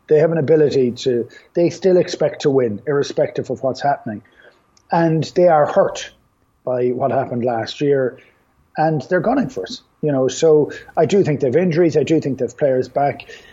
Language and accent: English; Ireland; we have the great capacity of losing the run of ourselves as Irish people